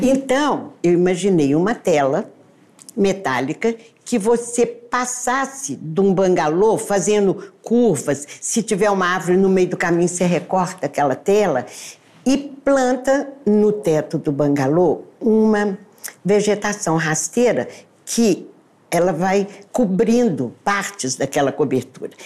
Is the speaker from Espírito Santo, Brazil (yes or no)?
no; Patos de Minas, Minas Gerais, Brazil; eu dancei na minha juventude essas músicas em Patos de Minas